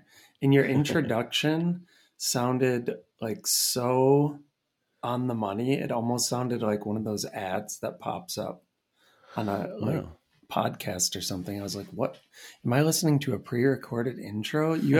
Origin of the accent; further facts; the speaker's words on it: Red Wing, Minnesota, United States; born there; I mean, I was born in Red Wing, Minnesota.